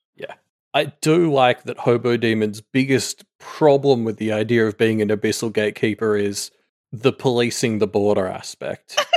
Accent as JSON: {"language": "English", "country": "Australia", "said": "we were a penal colony that now has a higher G, G D P per capita than the place that sent all its prisoners there"}